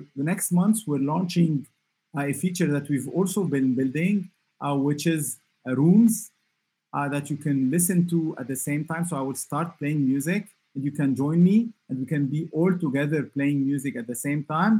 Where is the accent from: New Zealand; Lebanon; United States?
Lebanon; I come from Lebanon